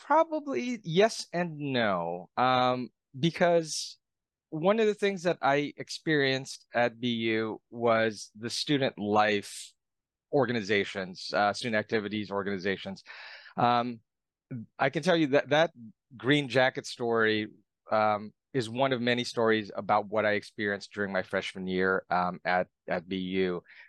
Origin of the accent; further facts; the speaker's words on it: Philippines; now in United States; I was actually born and raised overseas. I was born and raised in the Philippines.